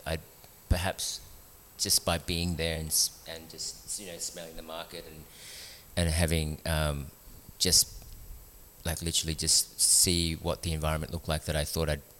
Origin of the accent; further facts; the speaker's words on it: Melbourne, Victoria, Australia; moved away as an adult; also born or lived in Philippines / Sydney, Australia; now in Newcastle, Australia; I grew up in Melbourne, the arts and culture sort of capital of Australia.